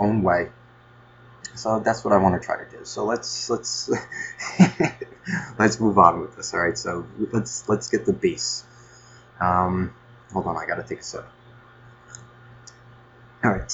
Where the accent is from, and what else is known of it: Nutley, New Jersey, United States